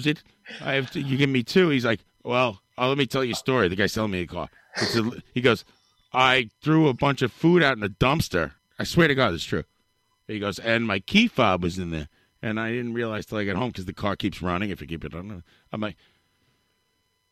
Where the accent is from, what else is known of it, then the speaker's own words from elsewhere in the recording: New York City, New York, United States; I'm from Queens